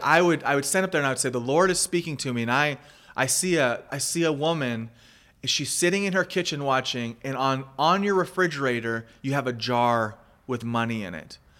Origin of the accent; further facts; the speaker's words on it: United States; moved away as an adult; also born or lived in Panama / Mexico; as an American myself, a, and as a missionary who I lived overseas for fifteen plus years, and just recently came back to the States